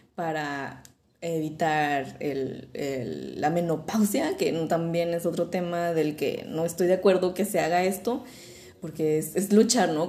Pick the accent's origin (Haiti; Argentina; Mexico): Mexico; Como mexicanos siendo occidentales, tenemos todas estas tradiciones de aceptar la muerte